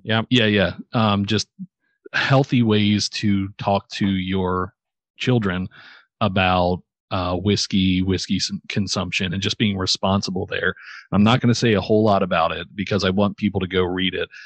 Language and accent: English; just outside of Baltimore, Maryland, United States; I am from just outside of Baltimore